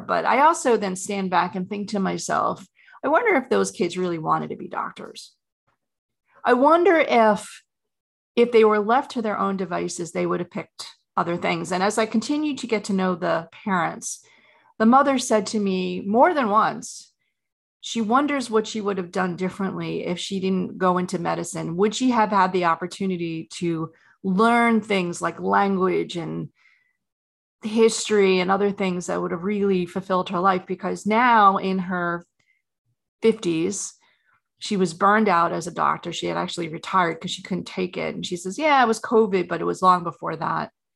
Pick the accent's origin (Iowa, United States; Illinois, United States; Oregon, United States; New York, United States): New York, United States; I grew up in New York, a very competitive family